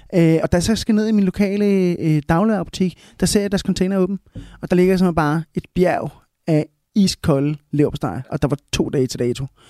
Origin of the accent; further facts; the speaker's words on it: Smørum, Capital Region of Denmark, Denmark; accent: Copenhagen; first language Spanish; also born or lived in Bogotá, Colombia; now in Copenhagen, Denmark; jeg voksede op derude i Smørum